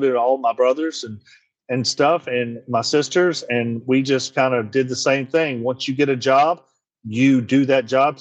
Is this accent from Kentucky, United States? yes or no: yes; Hopkinsville, Kentucky, United States; moved away as an adult; also born or lived in Bowling Green, Kentucky; now in Nashville, United States; I was born and raised in Christian County, Kentucky, which is right outside of Hopkinsville, Kentucky